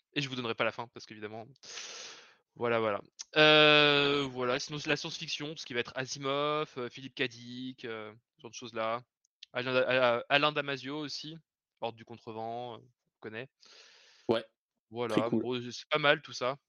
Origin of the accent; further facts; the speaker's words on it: Lyon region, Auvergne-Rhône-Alpes, France; je viens de la région de Lyon